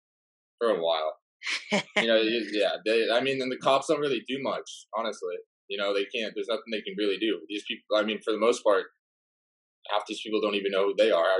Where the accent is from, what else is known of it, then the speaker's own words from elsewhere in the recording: California, United States; also born or lived in East Coast; I said I was from California when I was in school on the East Coast?